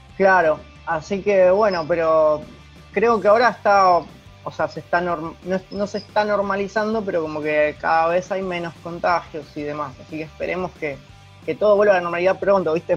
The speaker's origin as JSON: {"language": "Spanish", "town": "Rosario", "region": "Santa Fe", "country": "Argentina", "said": "soy de Rosario"}